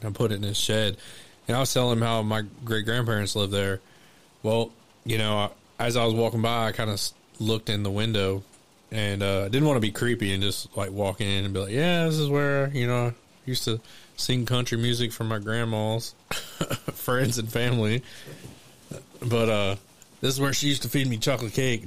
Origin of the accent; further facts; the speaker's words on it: Elmore City, Oklahoma, United States; moved away; I'm from Elmore City